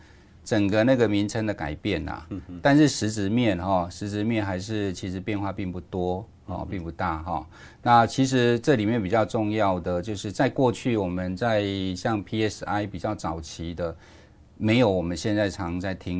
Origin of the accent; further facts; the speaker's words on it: Kaohsiung, Taiwan; 那我记得我以前，我因为我以前长期都在呃高雄，都在地方政府哈。